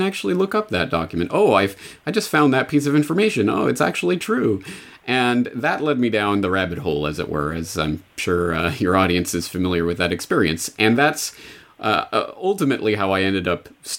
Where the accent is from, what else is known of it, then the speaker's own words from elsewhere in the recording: Canada; moved away as an adult; now in Japan; I'm a Canadian who's been living in Japan for 14 years now